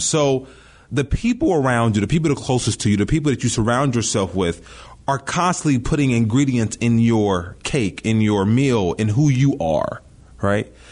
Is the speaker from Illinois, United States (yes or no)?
yes; Chicago, Illinois, United States; I grew up here in Chicago